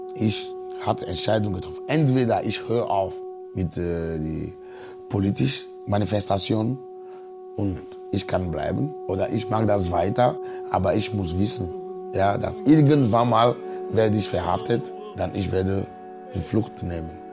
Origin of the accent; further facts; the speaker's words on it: Agoè, Maritime, Togo; moved away as an adult; now in Cologne, Germany; Ich komme aus Agoy, äh, das ist ein äh, Dorf, 19 Kilometer von Lome ist, unsere Hauptstadt.